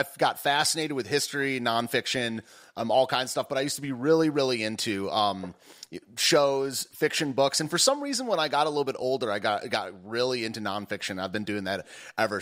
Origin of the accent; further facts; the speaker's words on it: United States; I'm an American